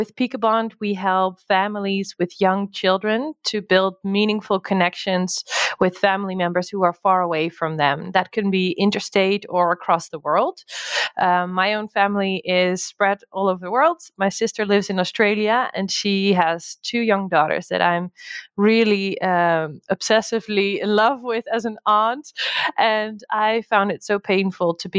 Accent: Netherlands; moved away as an adult; also born or lived in United States; now in Portugal; I'm originally from the Netherlands

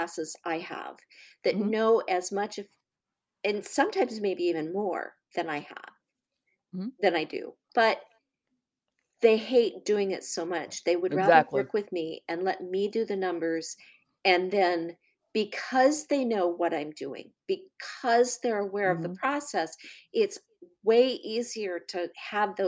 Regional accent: United States; as an American

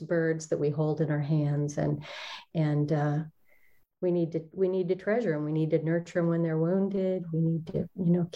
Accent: Olympic Peninsula, Washington, United States; I was raised in Washington on the Olympic Peninsula, in some pretty wild country surrounding us.

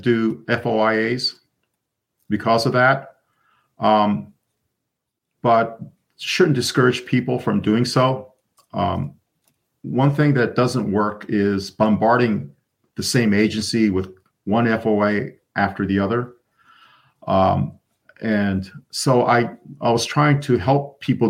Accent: United States; an American citizen

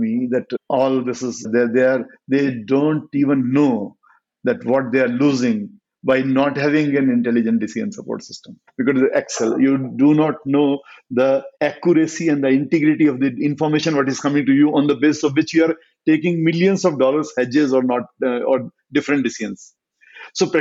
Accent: Meerut, Uttar Pradesh, India; born and brought up in Meerut

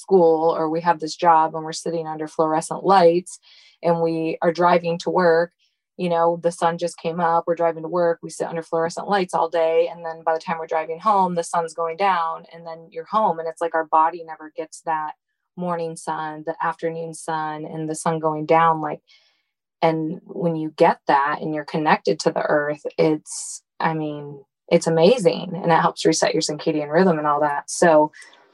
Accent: Michigan, United States; I grew up in Michigan

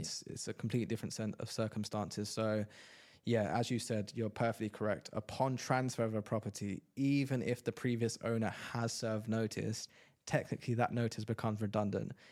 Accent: London, United Kingdom; moved away as an adult; now in Dubai, United Arab Emirates; I'm from London

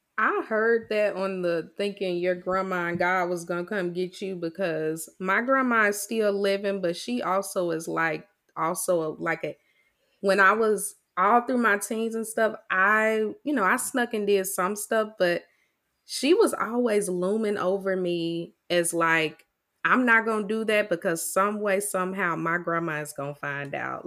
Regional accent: Mississippi, United States; accent: Mississippi; I still haven't figured out how to take the Mississippi out of my voice

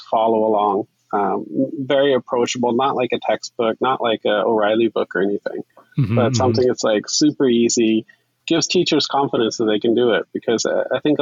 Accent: Oklahoma, United States; moved away; also born or lived in China / Hong Kong; I'm originally from Oklahoma, so I have a little bit of that Texas bubble

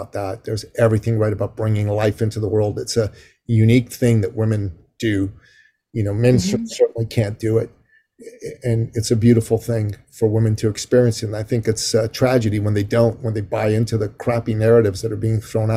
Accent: Canada; I'm Canadian.

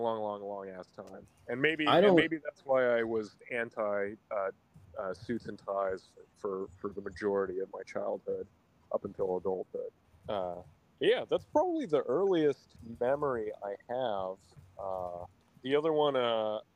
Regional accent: Redondo Beach, California, United States; I'm from Redondo Beach, California. It's like not like a small town, but it's basically like a suburb of Los Angeles in the South Bay.

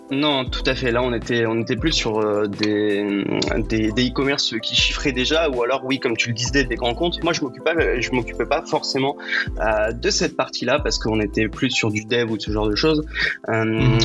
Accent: Brittany, France; je suis breton

